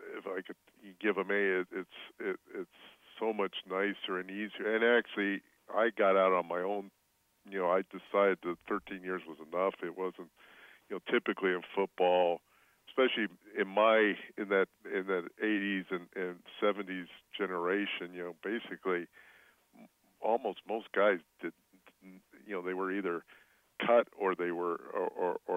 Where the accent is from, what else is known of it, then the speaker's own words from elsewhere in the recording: Orange County, California, United States; I grew up in Orange County, then went to SC